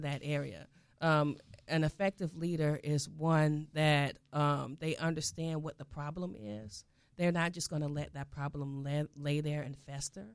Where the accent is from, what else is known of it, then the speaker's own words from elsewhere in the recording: South Florida, United States; I'm from South Florida